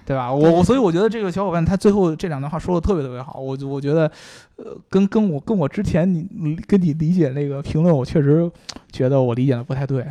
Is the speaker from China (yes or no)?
yes; China; 我们中国人都喜欢看热闹